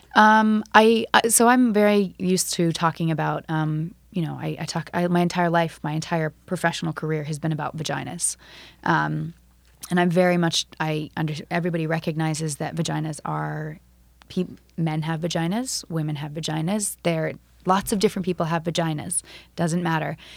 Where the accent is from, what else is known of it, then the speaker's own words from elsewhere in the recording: Florida, United States; I'm from Florida